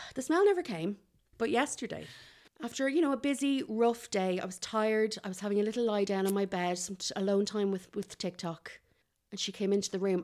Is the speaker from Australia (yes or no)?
no; Kildare, Leinster, Ireland; I'm from Kildare